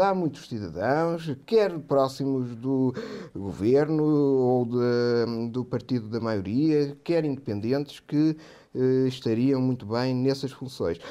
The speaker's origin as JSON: {"language": "Portuguese", "country": "Portugal", "said": "nós, como portugueses"}